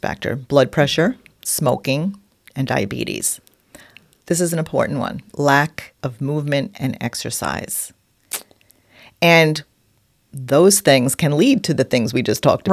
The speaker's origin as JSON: {"language": "English", "region": "New York", "country": "United States", "accent": "New York", "said": "my New York accent."}